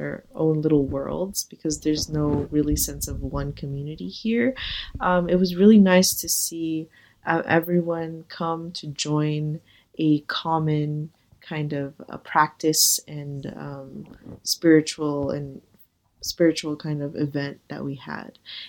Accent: Philippines; because I was always surrounded by this huge community of Filipino people from my homeland, from my hometown.

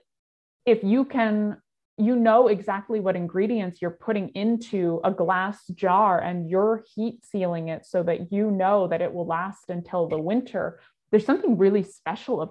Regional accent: California, United States; moved away as an adult; now in Wisconsin, United States; I grew up in California, which is a huge agricultural state

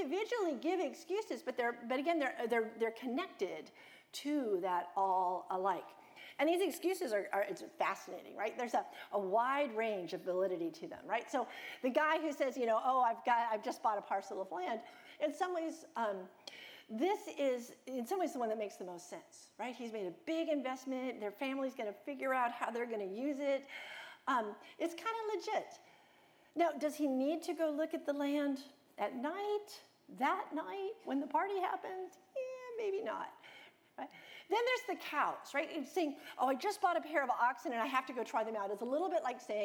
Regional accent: United States; I'm American, and I tend to think like an American or a Westerner

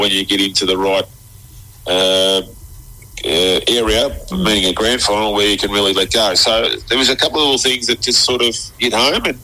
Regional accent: Keilor, Victoria, Australia; Keilor Football Club, where I was from.

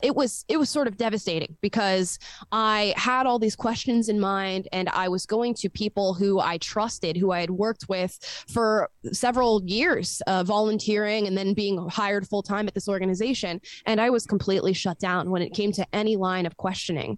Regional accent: Florida, United States; I was born and raised in Florida

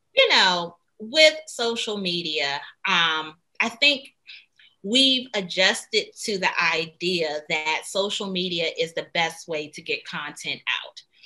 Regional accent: Washington, District of Columbia, United States; I'm originally from Washington, D.C., and I got into Duke Ellington School of the Arts

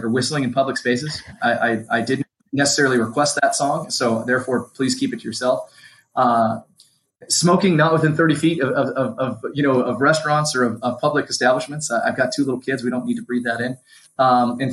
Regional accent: California, United States; now in New Mexico, United States; I'm a Californian

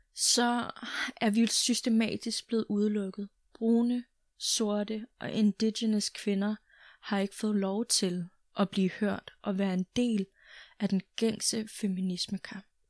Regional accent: Greenland; Jeg er dansk grønlænder

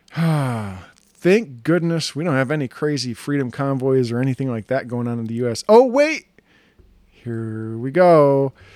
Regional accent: United States; this beautiful country of ours

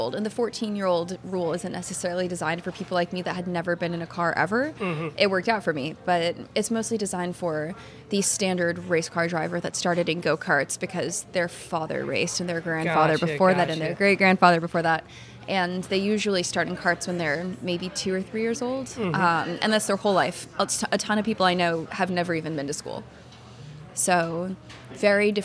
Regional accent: Cold Spring, New York, United States; moved away as an adult; now in Boston, United States; I grew up, like you said, in upstate New York in a tiny town called Cold Spring, about an hour and a half away from the city

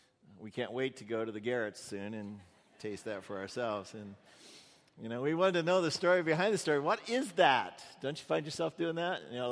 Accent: Indiana, United States; Now, I'm a Hoosier. I was born in Indiana, and we're not the most sophisticated people in the world.

